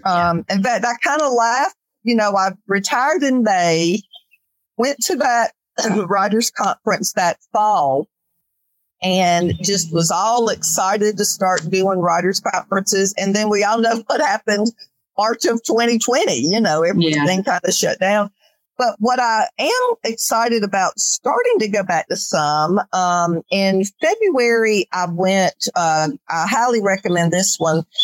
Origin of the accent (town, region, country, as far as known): North Carolina, United States; moved away as an adult; now in Calhoun, United States